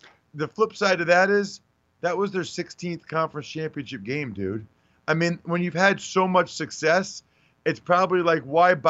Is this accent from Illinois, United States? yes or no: no; outside of Philadelphia, Pennsylvania, United States; I grew up outside of Philadelphia.